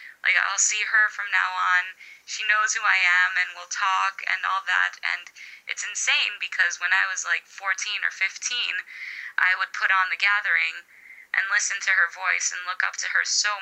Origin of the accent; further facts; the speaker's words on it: Chicago, Illinois, United States; I was born and raised in Chicago